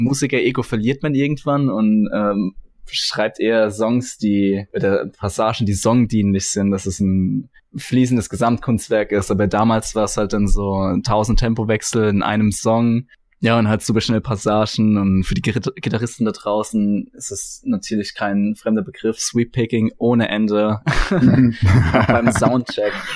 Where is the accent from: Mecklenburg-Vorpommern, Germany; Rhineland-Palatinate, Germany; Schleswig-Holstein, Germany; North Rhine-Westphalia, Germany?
Rhineland-Palatinate, Germany; Kaiserslautern; ich bin 25 Jahre alt, ich komme aus Kaiserslautern